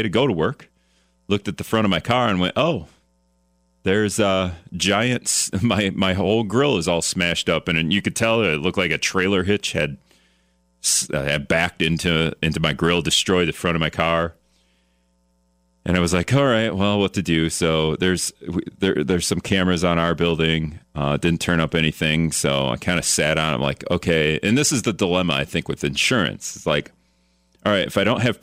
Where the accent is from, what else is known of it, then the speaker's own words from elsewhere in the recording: Greenville, Wisconsin, United States; moved away as an adult; now in La Crosse, United States; My own experience growing up in Greenville, Wisconsin, and going to Hortonville High School